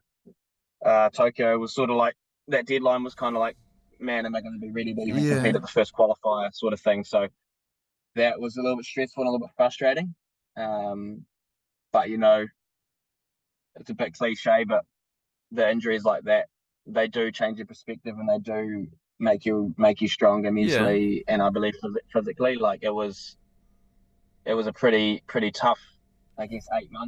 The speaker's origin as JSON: {"language": "English", "country": "New Zealand", "said": "being just a Kiwi bloke who loves the outdoors"}